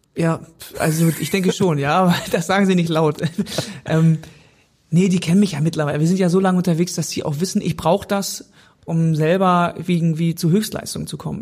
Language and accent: German; North Rhine-Westphalia, Germany; auf dem Fluss hinter unserem Haus wo ich aufgewachsen bin